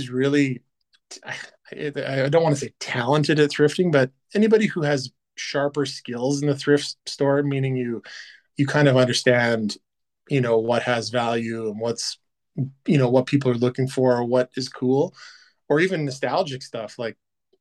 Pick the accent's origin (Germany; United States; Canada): Canada; also born or lived in Vancouver; now in Edmonton, Canada; being a Canadian